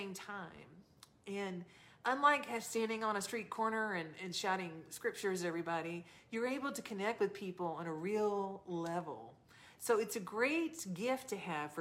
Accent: the South, United States; I'm from the South.

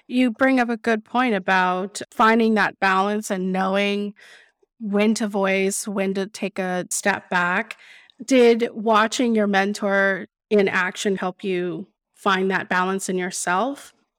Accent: Austin, Texas, United States; also born or lived in San Angelo, Texas; I was born and raised in Austin

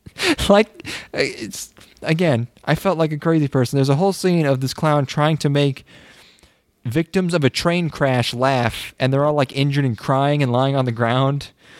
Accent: Boston, Massachusetts, United States; I'm from Boston.

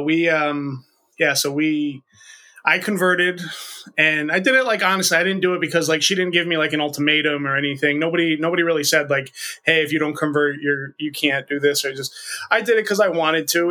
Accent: the northeast of the U.S., United States; 37 years old born and raised in the northeast of the, the U.S.

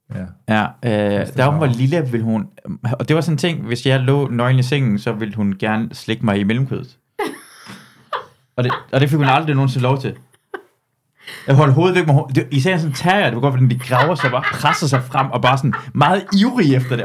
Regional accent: Jutland, Denmark; i Jylland, hvor jeg voksede op

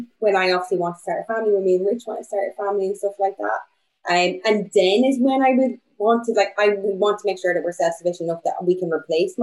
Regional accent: Bundoran, County Donegal, Ireland; now in Bristol, United Kingdom; I'm from Donegal. I'm from Bundoran.

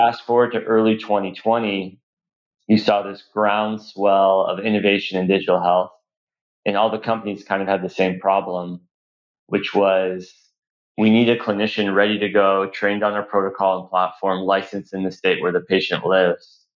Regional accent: Los Angeles, California, United States; also born or lived in Boston; I was born in Los Angeles

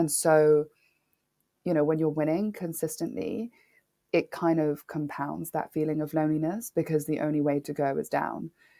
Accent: Nairobi, Kenya; having a black father growing up in Nairobi, I'm from Kenya, I'm half Kenyan.

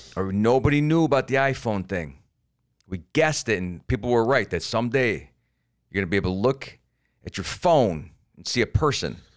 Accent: Florida, United States; I'm from Florida and we have the Don't Say Gay Bill

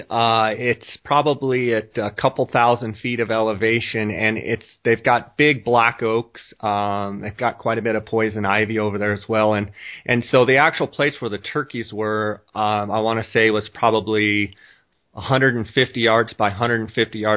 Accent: Scottsdale, Arizona, United States; I am actually in my hometown right now in Scottsdale, Arizona. Uh, Scottsdale is a suburb of Phoenix, about, uh, well, they're connected now, but it's on the north side of Phoenix.

